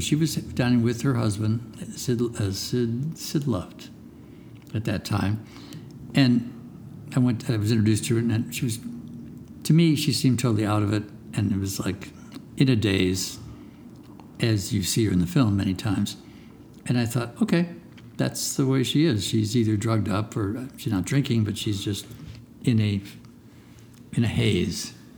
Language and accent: English; Chicago, Illinois, United States; I'm from Chicago